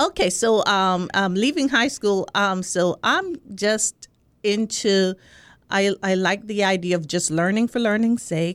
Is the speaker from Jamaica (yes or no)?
yes; Spanish Town, Saint Catherine, Jamaica; accent: Jamaican; moved away as an adult; also born or lived in New York; I'm from Jamaica, from, um, Spanish Town, Jamaica